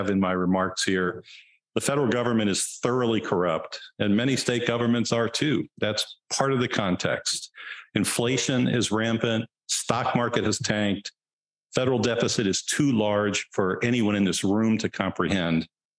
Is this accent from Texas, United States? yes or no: yes; Texas, United States; In my home state, the urban areas, Texas, Dallas, Houston, Austin, San Antonio, El Paso, maybe a few Fort Worth, a few other places.